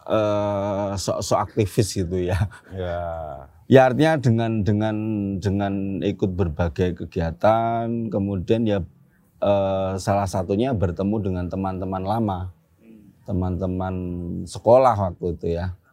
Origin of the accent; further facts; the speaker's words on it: Yogyakarta, Special Region of Yogyakarta, Indonesia; kebetulan ya karena saya asli Jogja begitu kan.